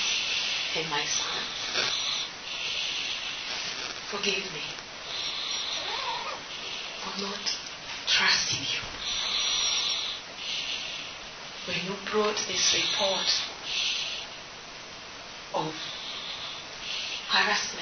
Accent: Kenya; I stand here as a Kenyan

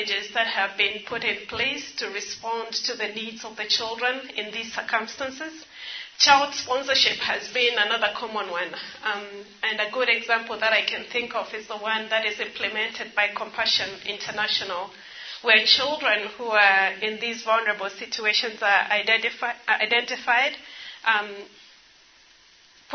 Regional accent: Nairobi, Kenya; also born or lived in Ethiopia; I grew up in Nairobi

